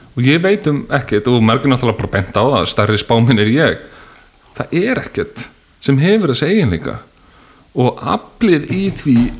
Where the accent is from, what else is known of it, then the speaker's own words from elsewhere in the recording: Bolungarvík, Westfjords, Iceland; Bólungavík, þar sem ég, ég var um frá